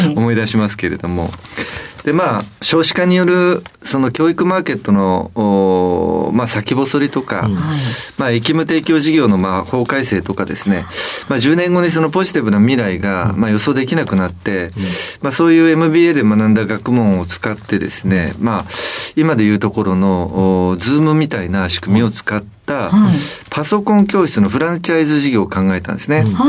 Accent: Kitakyushu, Fukuoka, Japan; 福岡県北九州市というところです。

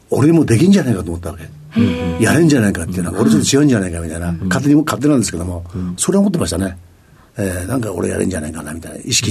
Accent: Ageo, Saitama, Japan; えー、埼玉県の上尾市、

